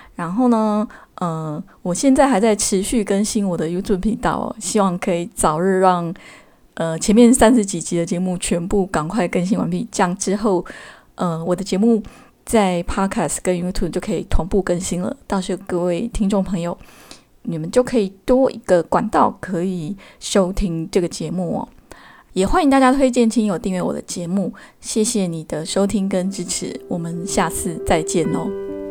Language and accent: Chinese; Keelung, Taiwan; also born or lived in Yilan; 那我自己是土生土长的宜兰人哦，我在宜兰出生，在基隆长大